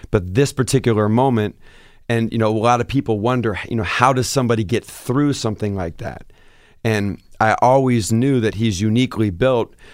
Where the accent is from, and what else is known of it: Seattle, Washington, United States; moved away as an adult